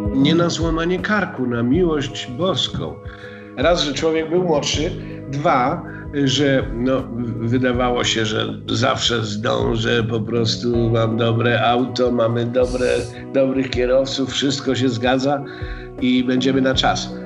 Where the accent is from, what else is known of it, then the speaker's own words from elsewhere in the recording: Gliwice, Silesian Voivodeship, Poland; ja jestem z Gliwic. E, e, I wychowałem się w zupełnie innej tradycji